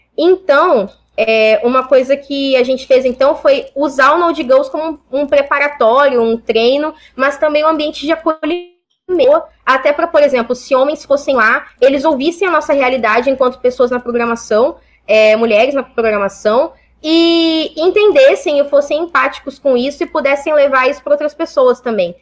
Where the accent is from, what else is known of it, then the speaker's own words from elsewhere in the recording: São Paulo, Brazil; moved away as an adult; also born or lived in Porto Alegre; Eu saí de São Paulo, eu sou paulista, é, sou paulista da Zona Leste